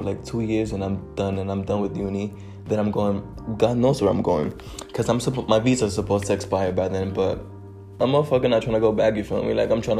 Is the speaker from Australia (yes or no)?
no; Dominican Republic; also born or lived in New York City, United States; I was born in New York City in the year 2000. I moved to Dominican Republic to live with my grandparents and my older brother, because my parents were working too much.